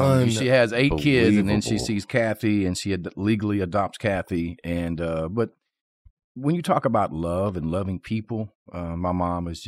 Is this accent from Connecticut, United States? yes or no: no; North Little Rock, Arkansas, United States; born and raised in North Little Rock, Arkansas